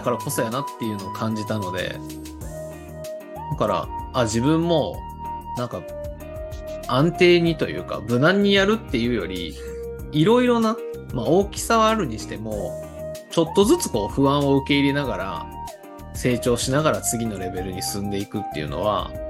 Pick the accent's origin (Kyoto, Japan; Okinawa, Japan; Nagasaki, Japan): Kyoto, Japan; Kameoka; 私も亀岡出身ですけど